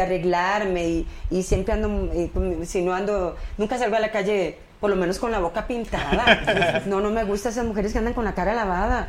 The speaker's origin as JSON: {"language": "Spanish", "country": "Costa Rica", "tie": "born or raised there", "moved": "as an adult", "lives_now": "Mexico", "said": "yo me crié en Costa Rica."}